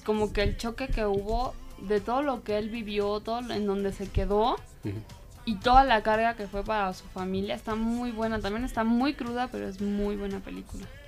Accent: Mexico; para nosotros como mexicanos

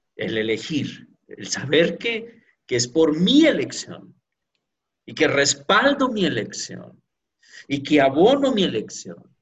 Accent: Pereira, Risaralda, Colombia; así somos de Pereira, de Colombia, con ese sabor caribeño

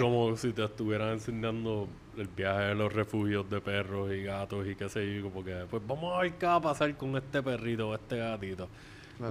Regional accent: Puerto Rico; aquí en Puerto Rico

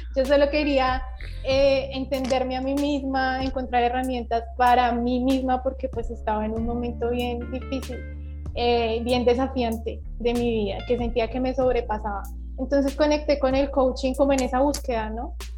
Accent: Bogotá, Colombia; now in Valledupar, Colombia; yo soy de Bogotá, pero en este momento te saludo desde Valledupar. Estoy viviendo aquí en la capital vallenata.

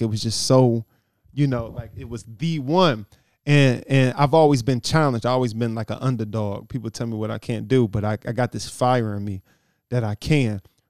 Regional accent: Humble, Texas, United States; I grew up on 93rd in Prince.

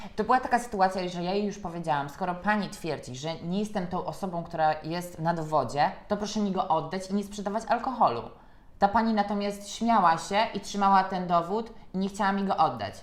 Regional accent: Poland; u nas w kraju

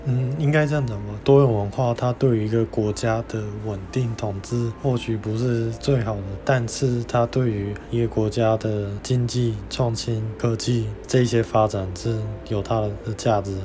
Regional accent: Miaoli County, Taiwan; 小时候我在苗栗长大的时候，在苗栗几乎没有别的外国人，我就也跟大家一样，都讲中文

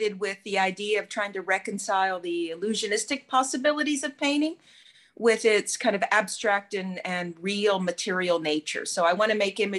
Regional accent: Houston, Texas, United States; also born or lived in Cuba; now in Florida, United States; I grew up in Houston

